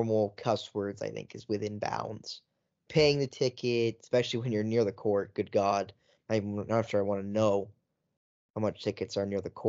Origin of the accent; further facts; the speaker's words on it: Wiarton, Ontario, Canada; I'm from Wyerton, Ontario, Canada.